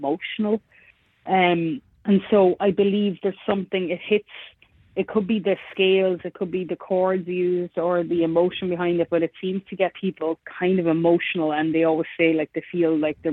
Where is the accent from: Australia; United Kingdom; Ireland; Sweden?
Ireland; moved away as an adult; now in Nashville, United States; we have a language back home in Ireland. I am from Ireland, and we have Gaelic